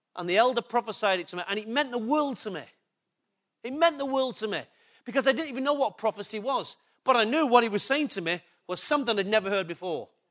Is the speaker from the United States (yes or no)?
no; England, United Kingdom; I'm English and I'm in a Western country